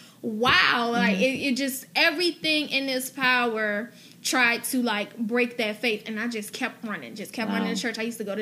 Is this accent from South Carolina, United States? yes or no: yes; Florence, South Carolina, United States; moved away; also born or lived in Washington, D.C. / Augusta, Georgia; I was raised in Florence, South Carolina. We moved there when I was 6 years old